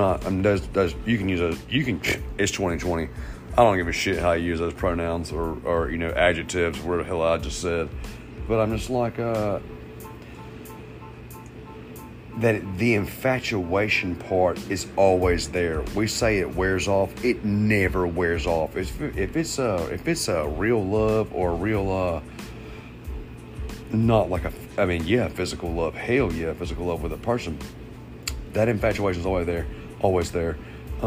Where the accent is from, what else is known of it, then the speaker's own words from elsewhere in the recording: Georgia, United States; I'm American. I'm from Georgia